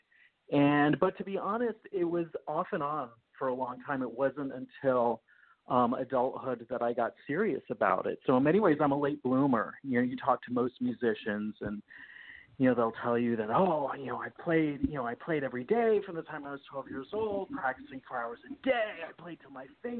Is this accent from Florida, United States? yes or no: yes; Florida, United States; moved away as an adult; also born or lived in New Jersey; She decided she was going to move to Florida, and I was 8 years old